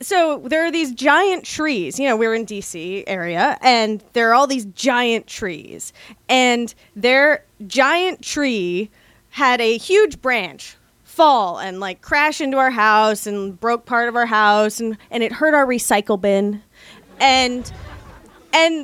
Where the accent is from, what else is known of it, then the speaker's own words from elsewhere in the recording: California, United States; now in Washington, D.C., United States; I'm from California